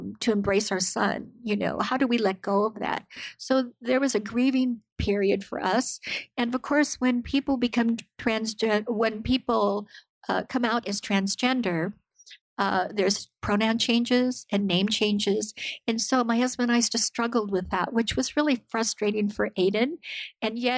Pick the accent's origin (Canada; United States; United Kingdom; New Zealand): United States; I am Japanese American.